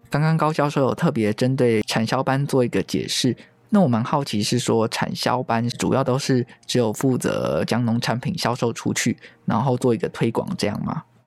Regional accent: Taiwan; 台湾是一块宝岛，同时也是我们的家乡

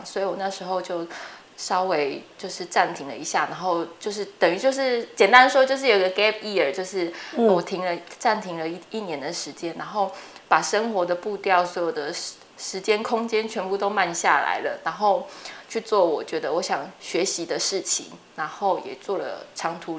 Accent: Chiayi, Chiayi City, Taiwan; moved away as an adult; also born or lived in Taichung / Taipei; 那我本身是嘉义人，然后在嘉义就是从小在嘉义市长大，然后就一直念到高中，就是一个很平凡的在嘉义长大的小孩。

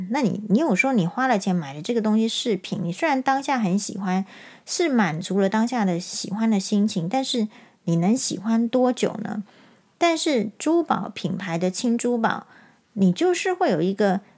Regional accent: Taiwan; 跟他说我是台湾人

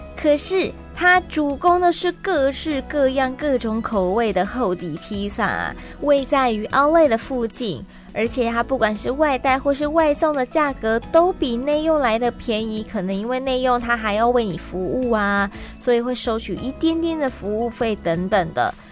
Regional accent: Taiwan; I'm from Taiwan

